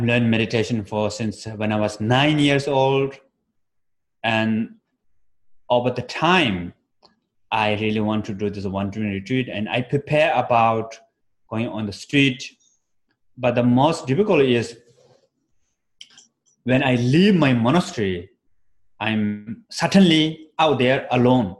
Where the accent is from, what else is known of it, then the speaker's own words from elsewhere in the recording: Nepal; moved away; also born or lived in Bodh Gaya, India; I was born in Himalaya mountain in Nepal. So winter is quite cold